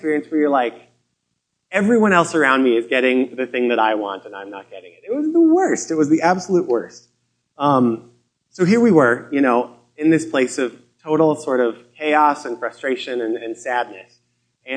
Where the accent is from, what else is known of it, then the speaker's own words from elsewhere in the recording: Colorado, United States; moved away as an adult; also born or lived in Seattle / Vancouver, British Columbia; I grew up in Colorado